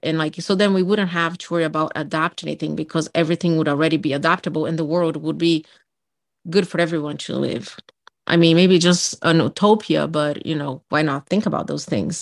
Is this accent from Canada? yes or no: no; Brazil; English is a second language; moved away as an adult; also born or lived in Miami; now in United States; I'm from Brazil